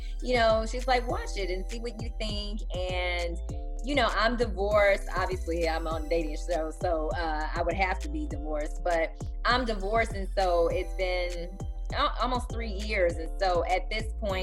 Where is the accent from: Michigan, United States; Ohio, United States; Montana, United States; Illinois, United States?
Illinois, United States; Chicago; moved away as an adult; now in Houston, United States; I'm still a Chicagoan